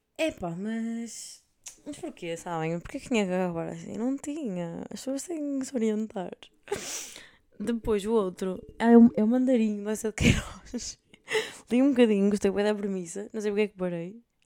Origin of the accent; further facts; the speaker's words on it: north of Portugal, Portugal; accent: northern Portuguese; moved away as an adult; now in Spain; aí em cima nós abrimos mais as vogais